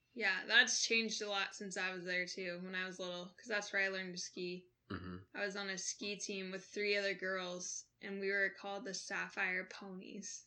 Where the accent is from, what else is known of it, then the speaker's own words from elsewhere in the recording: McCall, Idaho, United States; moved away; also born or lived in Bitterroot Valley, Montana; growing up in McCall, Idaho